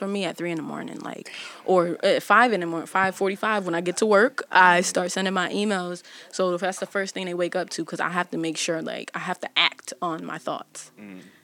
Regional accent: Windsor, Connecticut, United States; I'm from Connecticut

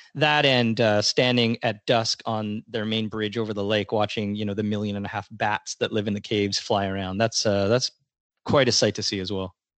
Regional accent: Toronto, Ontario, Canada; I was born, raised, and still live in the great city of Toronto.

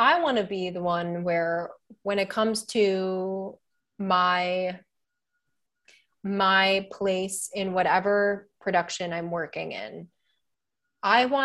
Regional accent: Chicago, Illinois, United States; moved away as an adult; also born or lived in Boston, United States; now in New York, United States; I'm from Chicago

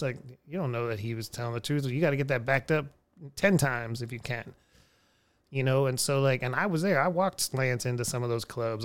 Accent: Houston, Texas, United States; now in Austin, United States; I come from Houston, crazy people.

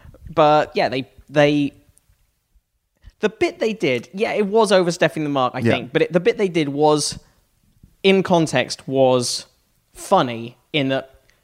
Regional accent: United Kingdom; I'm a British Republican.

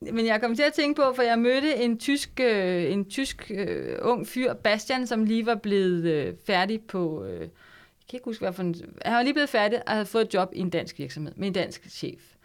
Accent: Denmark

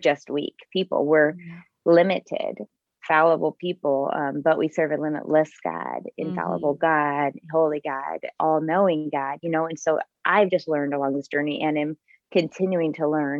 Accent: Bloomington, United States; my hometown of Bloomington

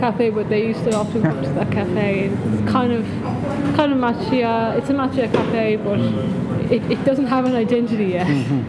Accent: Ireland; now in Kyoto, Japan; Ireland is mainly, you know, the cafes that are well known or established as cafes, a place to drink good coffee, are all specialty coffee.

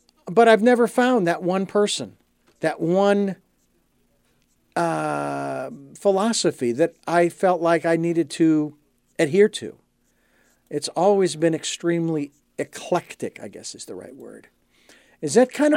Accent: Phoenix, Arizona, United States; the Arizona Diamondbacks, that I grew up with in Phoenix

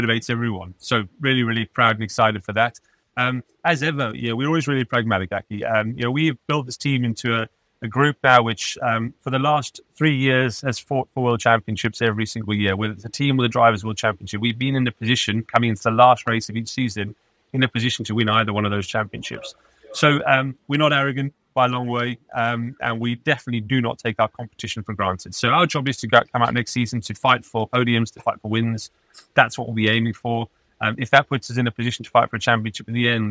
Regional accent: Pretoria, Gauteng, South Africa; moved away; also born or lived in Johannesburg / Kyalami / Cape Town; I was born in Johannesburg and lived in Kyle Army actually for the early part of my life. Ironically, that's kind of where my love of racing actually started, living literally just a stone's throw from the circuit. Then moved to Pretoria and I went to high school at Pretoria Boys High

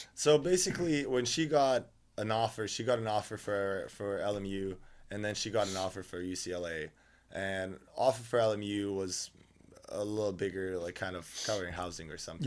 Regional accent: Novi Sad, Vojvodina, Serbia; moved away as an adult; I'm from Novi Sad.

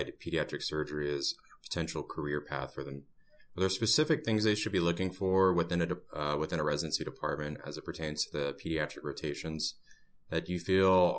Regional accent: Texas, United States; also born or lived in Oklahoma; growing up in Texas and Oklahoma

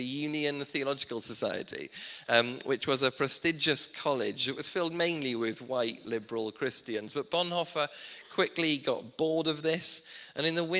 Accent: South Wales, United Kingdom; Growing up in South Wales, I didn't grow up in a Welsh speaking community.

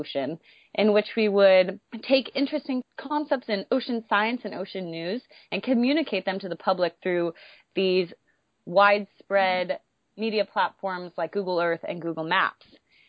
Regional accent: Laguna Beach, California, United States; I started to fall in love with the ocean when I was growing up in Laguna Beach, California.

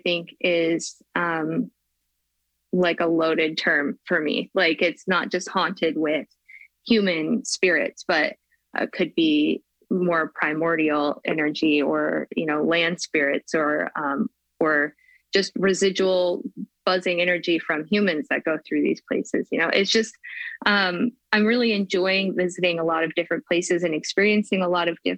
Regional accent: Spokane, Washington, United States; here in my hometown of Spokane

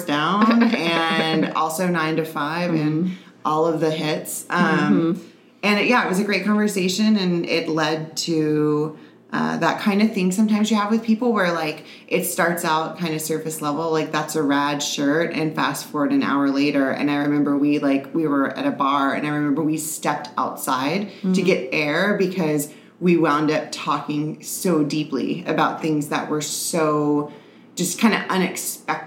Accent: New Orleans, Louisiana, United States; now in San Diego, United States; I'm originally from New Orleans

